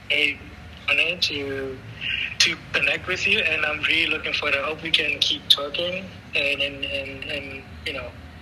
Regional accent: Francistown, North-East District, Botswana; moved away; also born or lived in Maun, Botswana / Gaborone, Botswana; I grew up in Francistown in Maun, and Francistown, as many people know, is close to the Zimbabwe border

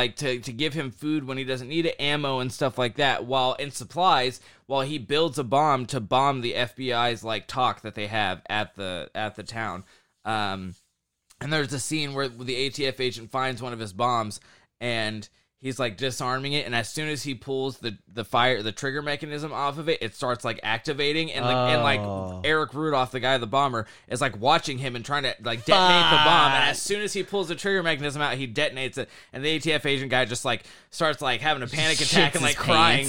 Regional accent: the South, United States; I would be doing the same shit because I was from the South.

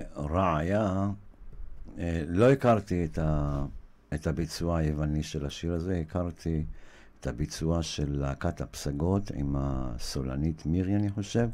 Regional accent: Israel; אני גדלתי בקיבוץ, בחלק מחיי

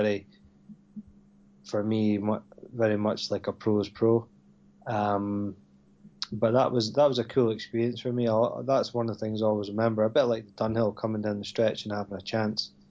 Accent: Scotland, United Kingdom; growing up in Scotland

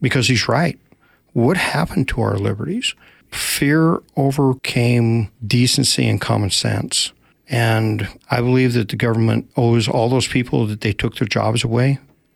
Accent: Rock Springs, Wyoming, United States; moved away as an adult; also born or lived in Olympia, Washington / Korea; now in Spokane, United States; my hometown, which is Rock Springs, Wyoming.

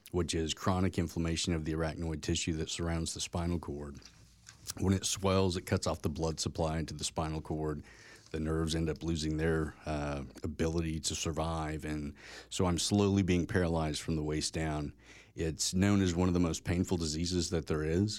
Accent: Tulsa, Oklahoma, United States; also born or lived in Edmond, Oklahoma; I grew up in Tulsa, Oklahoma

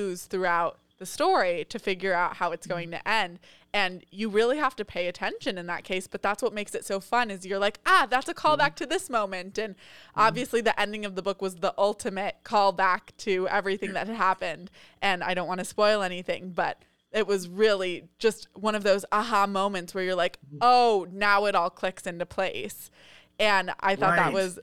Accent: Monterey, California, United States; he is in Monterey now, which is where I grew up

